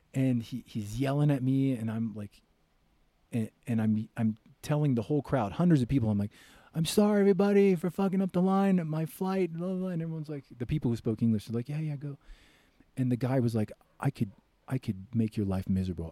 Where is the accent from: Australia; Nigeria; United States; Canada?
United States; I'm American